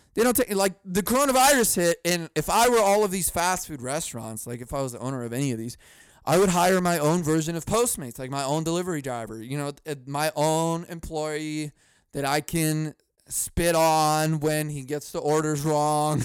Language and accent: English; United States; I'm an American.